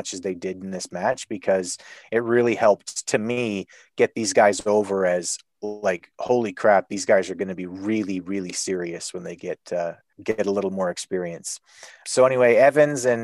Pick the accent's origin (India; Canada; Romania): Canada; as a Canadian